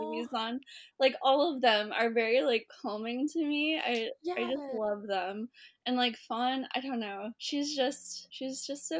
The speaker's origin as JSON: {"language": "English", "region": "North Dakota", "country": "United States", "tie": "born or raised there", "said": "I grew up in North Dakota."}